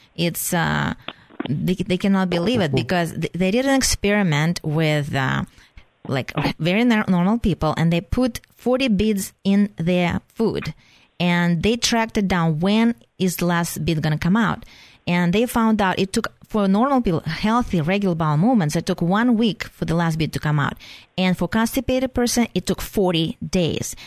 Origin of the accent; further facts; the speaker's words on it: Russia; moved away; So I'm originally from Russia, so I call myself a flushing Russian.